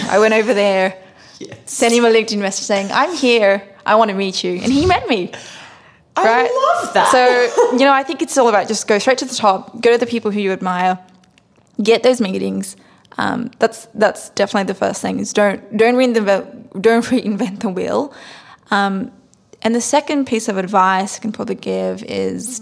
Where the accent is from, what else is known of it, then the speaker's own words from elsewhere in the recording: Sydney, New South Wales, Australia; moved away as an adult; now in United States; I grew up in Sydney, Australia on the rougher parts of uh, Western Sydney near Cabramatta um, and also um, in Fairfield